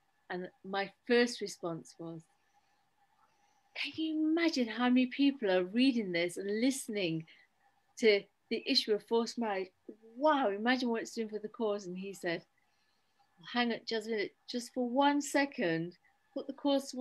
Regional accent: Derby, East Midlands, United Kingdom; Derby, I was born in Derby

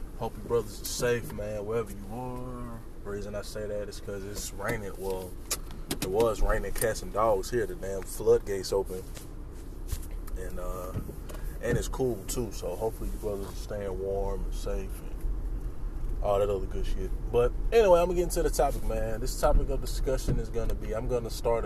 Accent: Louisiana, United States; me being from Louisiana, I'm not from New Orleans

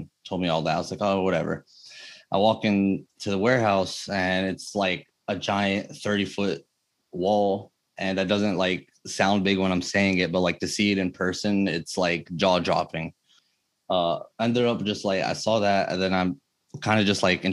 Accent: New Jersey, United States; my parents are both from Egypt. My mom is from Cairo and my dad is from Luxor. I was born in New Jersey

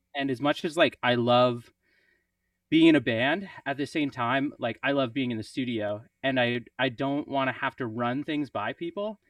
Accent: Prince Edward Island, Canada; also born or lived in St. John's, Newfoundland; now in Montreal, Canada; I grew up in Prince Edward Island

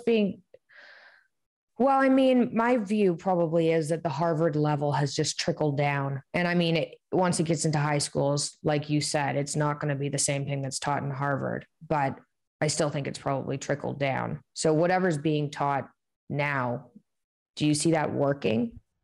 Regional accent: Canada; growing up in Canada

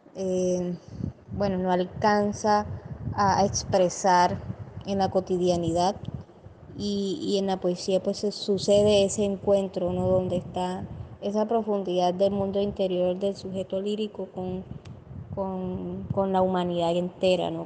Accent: Cereté, Córdoba, Colombia; Soy poeta de Cerete, Córdoba.

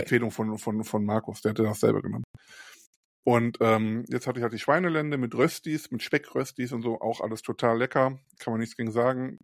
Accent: Krefeld, North Rhine-Westphalia, Germany; moved away as an adult; now in Rheinberg, Germany; Ich komme ja selber nicht aus Mörs, ich komme ja aus Krefeld

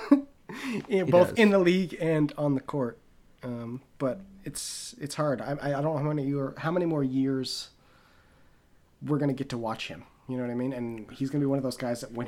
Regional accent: Canada; as Canadian NBA fans

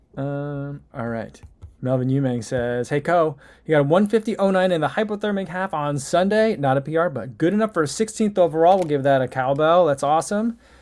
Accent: New Jersey, United States; also born or lived in Saint Louis; now in Chicago, United States; I'm originally from New Jersey. Then I lived in Saint Louis for a while. And now I live in Chicago.

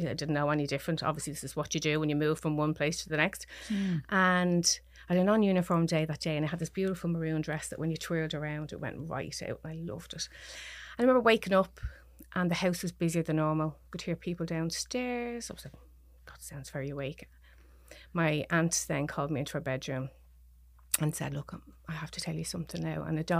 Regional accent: Dublin, Leinster, Ireland; I am. I'm from Dublin, yeah. I've been living in Beaumont now, where I'm originally from, actually.

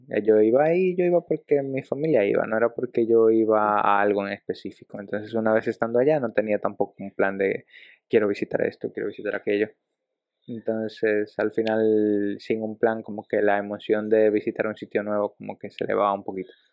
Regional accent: Dominican Republic; also born or lived in Ecuador; Yo tengo actualmente más de mi vida en República Dominicana que lo que tenía en Ecuador. Mm, ah. Te digo, yo llegué a cumplir siete años allá

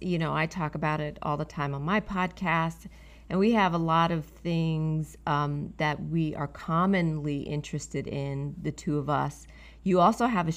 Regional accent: New York City, New York, United States; I'm a New Yorker, native New Yorker

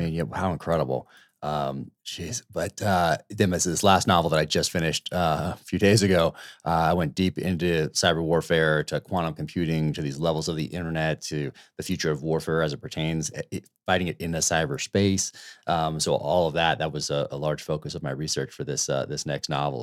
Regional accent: United States; as Americans

